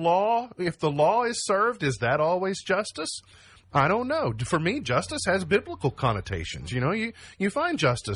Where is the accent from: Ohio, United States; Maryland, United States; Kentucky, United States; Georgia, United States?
Kentucky, United States; I'm an American, I'm a Kentuckian